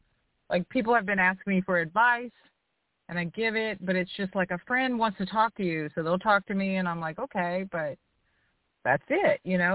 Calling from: outside New Orleans, Louisiana, United States; I'm calling from Louisiana. Outside

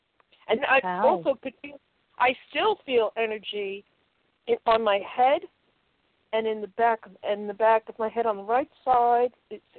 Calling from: Connecticut, United States; I'm calling from Connecticut.

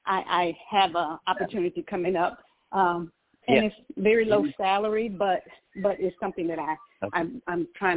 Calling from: Georgia, United States; calling from Georgia.

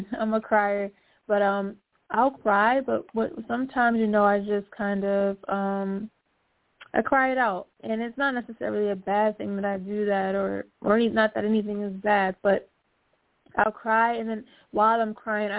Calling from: Philadelphia, Pennsylvania, United States

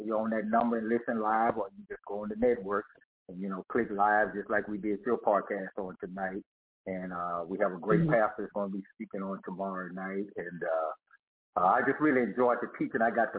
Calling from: Dallas, Texas, United States; I'm calling from Dallas, Texas

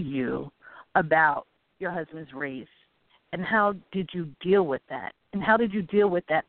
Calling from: Newark, New Jersey, United States; I'm calling from Newark, New Jersey.

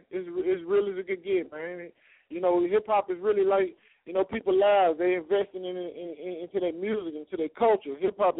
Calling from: Little Rock, Arkansas, United States; Oh, I'm calling from Arkansas right now, man. Little Rock, Arkansas, man.

